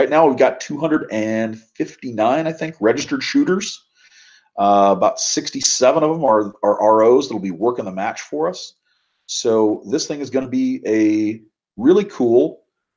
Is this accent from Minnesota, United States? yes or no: yes; Minnesota, United States; moved away; also born or lived in Wisconsin; I grew up in Minnesota, way up north in the cold